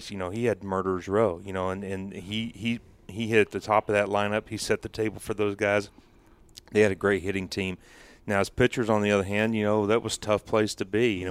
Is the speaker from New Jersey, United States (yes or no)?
yes; New Jersey, United States; moved away as an adult; I grew up in New Jersey.